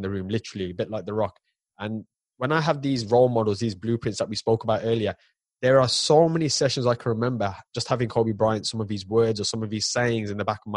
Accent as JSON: {"language": "English", "country": "United Kingdom"}